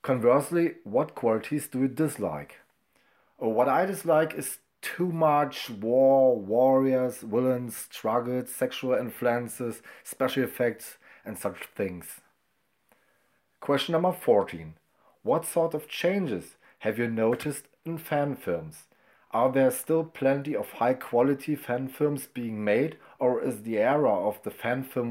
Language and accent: English; Brandenburg, Germany; first language German; English is a second language; I'm from Germany, Brandenburg, not far away from Berlin.